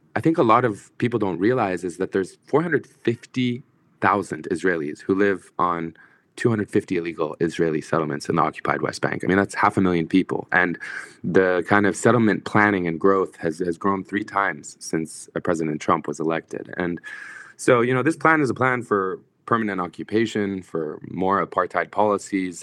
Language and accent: English; Egypt; moved away; also born or lived in Kuwait / United States; I grew up in Egypt, but I'm a Kuwaiti citizen, and both my parents were born and raised in Palestine